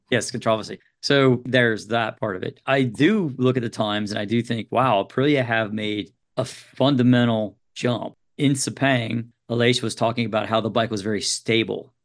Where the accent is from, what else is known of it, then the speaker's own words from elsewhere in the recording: United States; for me as an American